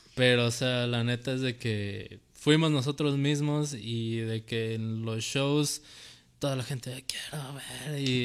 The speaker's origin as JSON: {"language": "Spanish", "country": "Mexico", "said": "a los mexicanos nos da pena decir que somos mexicanos"}